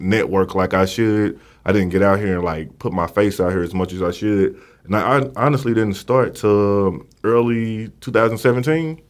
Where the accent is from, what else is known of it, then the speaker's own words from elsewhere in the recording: St. Louis, Missouri, United States; accent: country; moved away as an adult; now in Dallas, United States; I'm from Saint Louis, been here, like, uh, four years